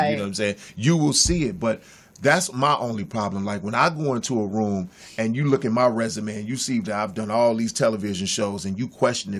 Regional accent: Chicago, Illinois, United States; moved away as an adult; now in Los Angeles, United States; I'm from Inglewood.

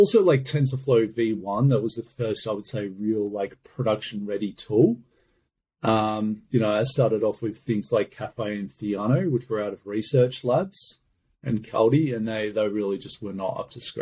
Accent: Australia; I'm from Australia

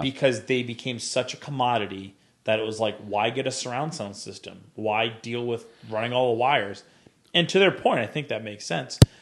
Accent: Rhode Island, United States; now in New Bern, United States; I was visiting, uh, Rhode Island a few, uh, back in October, and I was getting directions somewhere, which is kind of funny 'cause I'm like, it's like my hometown

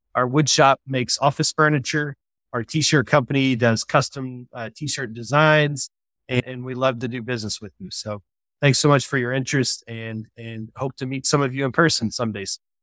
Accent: West Virginia, United States; moved away as an adult; also born or lived in Indiana; I was born and raised in West Virginia

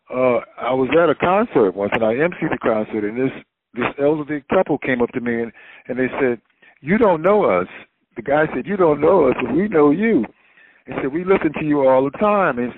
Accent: Wilmington, North Carolina, United States; born or raised there

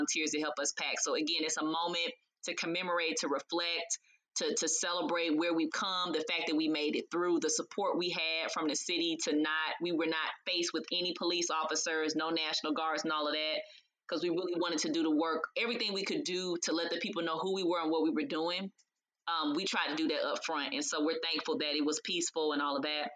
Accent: Los Angeles, California, United States; now in Atlanta, United States; we're from Los Angeles, so when they would have Maxine Waters was our representative, you know, back in the day. I was a little baby girl

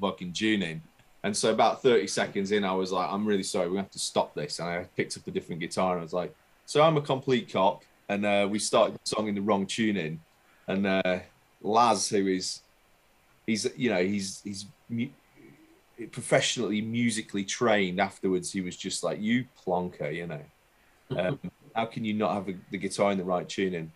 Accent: Burnley, North West England, United Kingdom; moved away as an adult; also born or lived in Leicester; now in London, United Kingdom; I was born in Leicester, but I didn't live in Leicester for very long. I moved to Burnley when I was 5 and lived in Burnley until I was 22

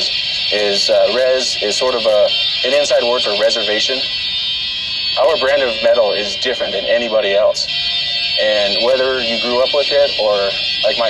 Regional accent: Window Rock, Arizona, United States; We're in Wind Rock, Arizona, my hometown

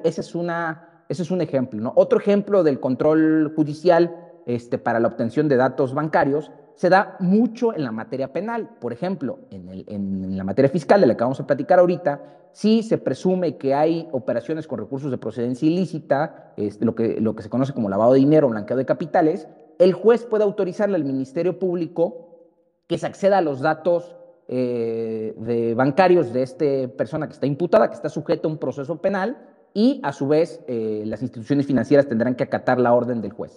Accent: Mexico; como mexicanos

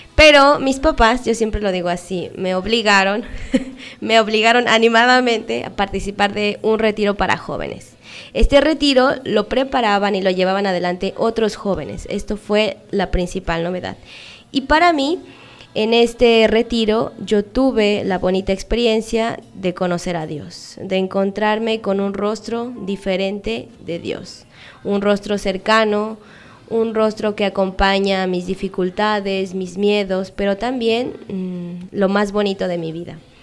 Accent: Mexico; moved away as an adult; now in Peru; soy una misionera, soy mexicana. Y aquí en Perú tengo casi ocho años

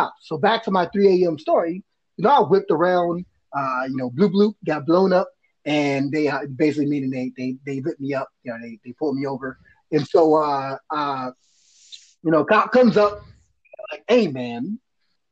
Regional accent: Washington, District of Columbia, United States; I'm from Northwest DC. It's called Uptown, right? 1-4 zone.

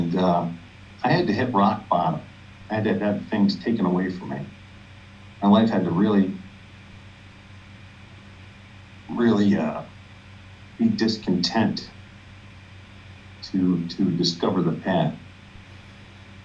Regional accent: New York, United States; I'm from New York

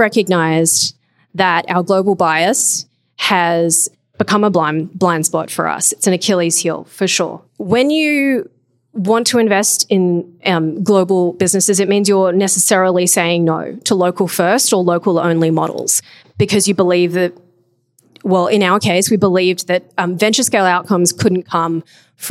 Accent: Australia; when I was growing up in Australia

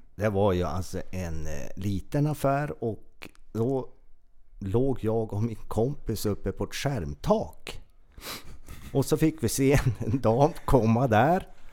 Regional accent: Trehörningsjö, Västernorrland County, Sweden; jag är ju född i en eh, kommun, Örnsköldsviks kommun, där det fanns ett BB. Min födelseort är ju Trehörners, en liten, liten, liten ort

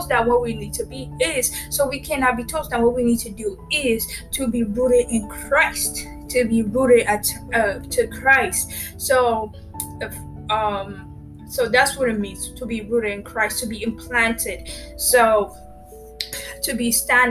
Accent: Ethiopia; now in United States; I'm from Ethiopia. I actually resident right now in USA.

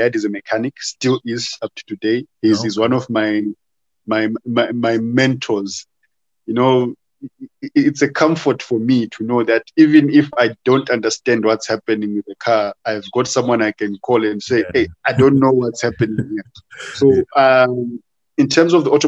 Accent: Harare, Zimbabwe; I was born in Harare, and I was living in Warren Park, went to school at Alfred Bate Primary in Marlborough

